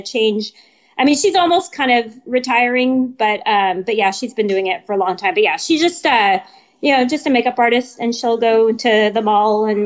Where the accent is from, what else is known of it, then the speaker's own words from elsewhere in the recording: San Antonio, Texas, United States; moved away as an adult; I was born in San Antonio. I was here for a few years, joined the Army, left for a few years, and then I was fortunate enough to be able to retire here